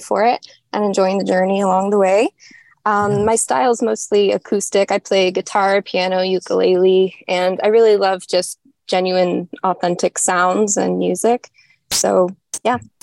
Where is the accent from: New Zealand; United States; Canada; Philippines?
United States; Colorado; moved away as an adult; now in Los Angeles, United States; I'm originally from Colorado. I moved here when I was 18